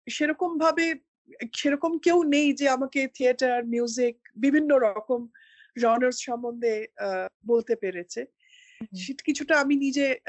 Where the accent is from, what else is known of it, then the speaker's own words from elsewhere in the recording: Kolkata, West Bengal, India; now in Delhi, India; Calcutta is in my heart and home